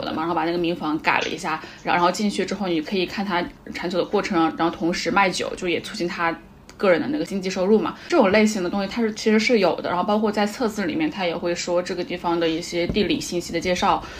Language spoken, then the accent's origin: Chinese; Hunan, China; 正好我也是湖南人